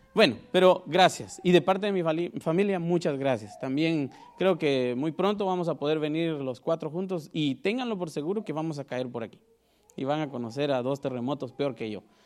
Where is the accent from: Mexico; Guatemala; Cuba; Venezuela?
Guatemala; moved away; Soy de Guatemala, para el que no me, me conoce y sabe por qué digo que soy de Guatemala, porque a veces mi lenguaje es bien raro